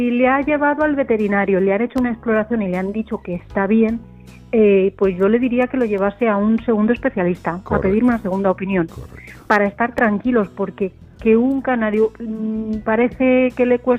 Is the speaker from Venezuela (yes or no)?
no; Andorra; now in Puigcerdà, Spain; de Andorra. Bueno, aunque ahora me he mudado a Pucharda.